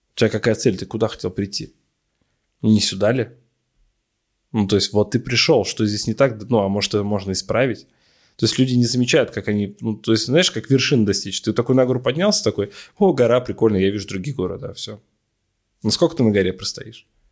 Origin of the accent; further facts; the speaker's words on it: Ufa, Bashkortostan, Russia; я парень из Шакши